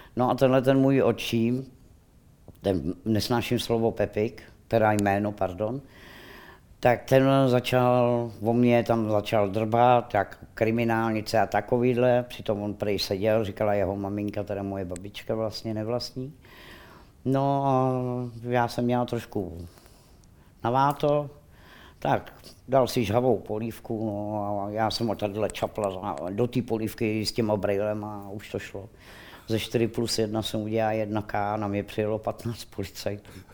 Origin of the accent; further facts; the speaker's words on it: Rakovník, Central Bohemian Region, Czechia; já jsem rodačka Rakovník